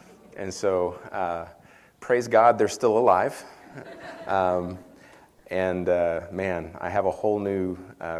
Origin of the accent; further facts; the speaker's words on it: western Kansas, United States; moved away as an adult; also born or lived in Kentucky; now in Prairie Grove, United States; I'm originally from a small town in western Kansas